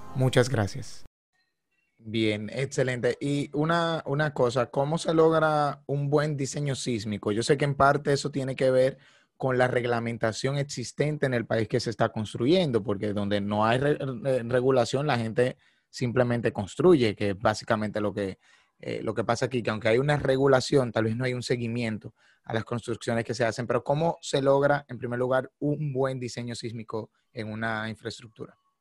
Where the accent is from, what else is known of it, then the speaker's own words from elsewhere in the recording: Dominican Republic; nosotros como ingenieros dominicanos